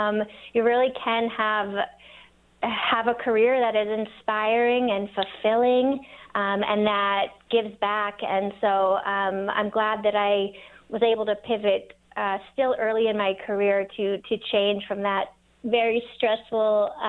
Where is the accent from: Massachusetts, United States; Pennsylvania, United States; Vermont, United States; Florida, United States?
Massachusetts, United States; Newton; moved away as an adult; also born or lived in New York City / Ithaca, New York; now in Nevada City, United States; I grew up 7 miles west of Boston in a really sweet, idyllic city called Newton, Massachusetts.